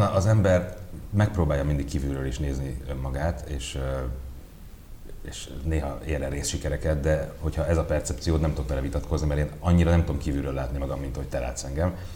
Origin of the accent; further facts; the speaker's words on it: Budapest, Hungary; 11. kerület, Örmezőn, négy emeletes panelban, második emeletén nőttem föl.